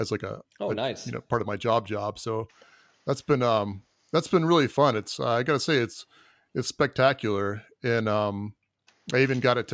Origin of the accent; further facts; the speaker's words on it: Florida, United States; I am from Florida.